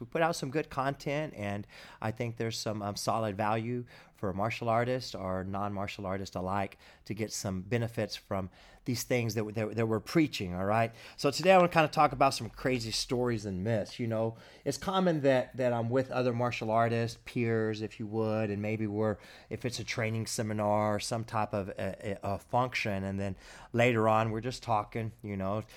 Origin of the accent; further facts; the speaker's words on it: Abilene, Texas, United States; I was at H E B here, here in my hometown